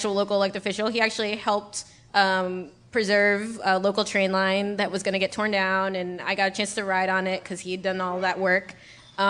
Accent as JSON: {"language": "English", "region": "New York", "country": "United States", "tie": "born or raised there", "said": "I was born and raised in New York"}